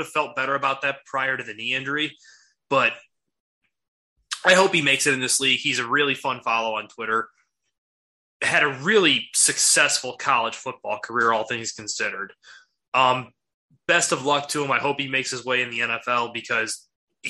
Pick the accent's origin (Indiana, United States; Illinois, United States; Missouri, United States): Illinois, United States; Chicago; We are from the Chicago area